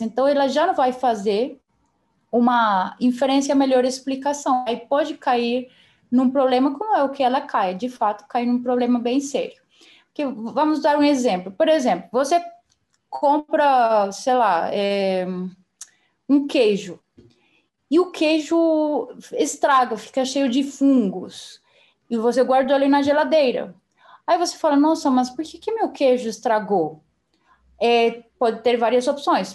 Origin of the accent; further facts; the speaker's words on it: Colombia; Portuguese is a second language; moved away as an adult; also born or lived in Belo Horizonte, Brazil / São Paulo, Brazil; now in Brazil; Eu sou colombiana. É, eu moro no Brasil faz sete anos e meio, quase oito